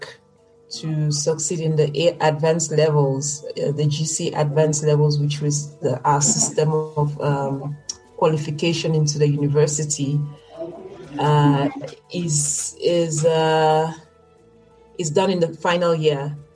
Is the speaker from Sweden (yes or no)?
no; Yaoundé, Centre, Cameroon; I am a Cameroonian. I was born and raised in Cameroon